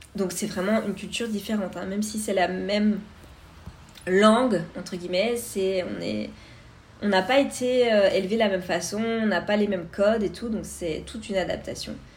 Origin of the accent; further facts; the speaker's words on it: Vosges, Grand Est, France; moved away as an adult; now in Canada; je viens des Vosges euh, à l'est de la France